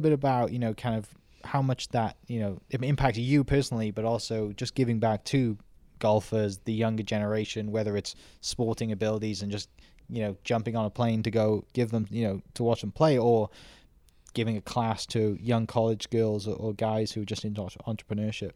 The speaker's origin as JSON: {"language": "English", "area": "twenty minutes from Cardiff", "region": "South Wales", "country": "United Kingdom", "tie": "born or raised there", "moved": "yes", "said": "I grew up, like, twenty minutes from Cardiff"}